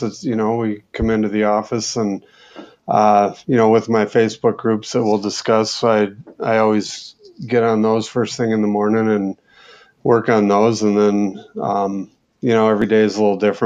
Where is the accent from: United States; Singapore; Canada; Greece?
United States; Minnesota; also born or lived in Pennsylvania; now in Whitefish, United States; Well, I'm actually from Minnesota. I grew up there.